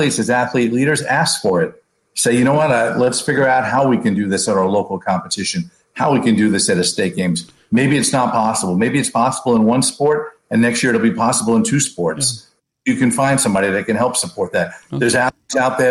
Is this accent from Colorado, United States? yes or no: no; New York City, New York, United States; moved away; I grew up in New York City